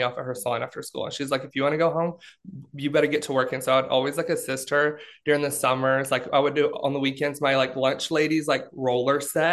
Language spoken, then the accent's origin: English; Alabama, United States; moved away; I grew up in Alabama